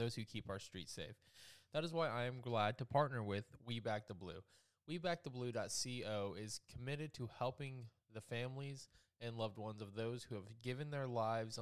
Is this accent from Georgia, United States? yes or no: yes; South Georgia, United States; I'm from South Georgia